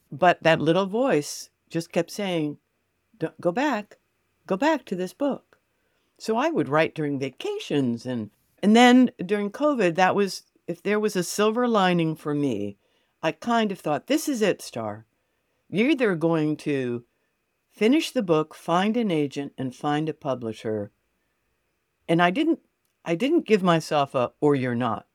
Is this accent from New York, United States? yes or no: yes; New York City, New York, United States; also born or lived in Connecticut / Fort Lauderdale, Florida; now in Gainesville, United States; I grew up in New York City with an identical twin sister.